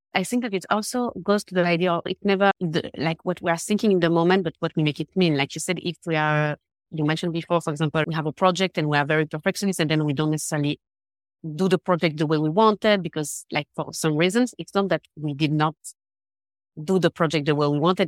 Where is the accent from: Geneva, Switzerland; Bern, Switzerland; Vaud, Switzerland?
Geneva, Switzerland; English is a second language; I'm from Geneva, Switzerland.